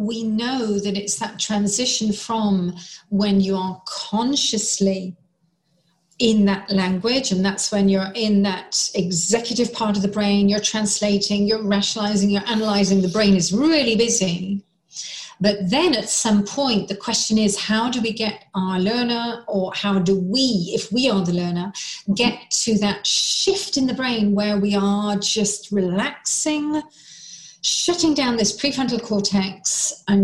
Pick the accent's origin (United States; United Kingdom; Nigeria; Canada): United Kingdom; England; I was English.